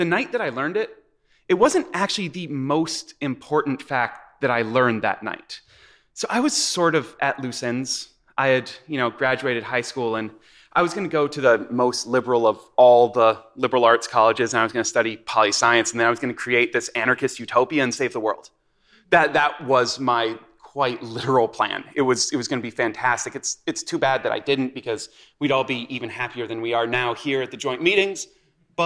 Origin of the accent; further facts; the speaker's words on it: Midwest, United States; I was raised in the Midwest